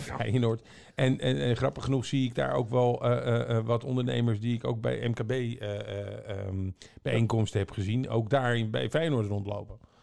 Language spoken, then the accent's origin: Dutch; Almere, Flevoland, Netherlands; ik kom uit Almere, hè, daar hoef je bijna nergens voor te betalen.